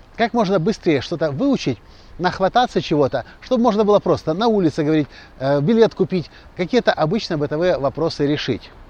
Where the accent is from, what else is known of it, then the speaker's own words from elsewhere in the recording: Ukraine; мы приехали из Украины